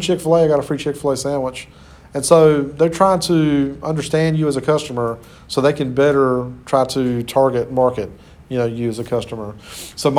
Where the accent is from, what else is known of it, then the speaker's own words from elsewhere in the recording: Clinton, United States; moved away; I'm originally from Clinton